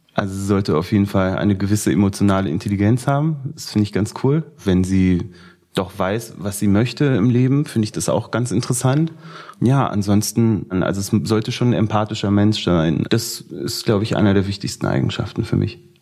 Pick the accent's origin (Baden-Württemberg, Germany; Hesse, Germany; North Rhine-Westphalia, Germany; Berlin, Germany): Berlin, Germany; ich komme aus Berlin-Schöneberg